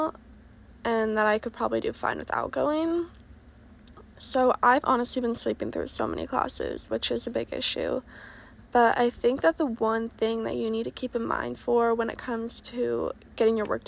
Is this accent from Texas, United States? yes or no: no; Oregon, United States; moved away as an adult; I'm originally from Oregon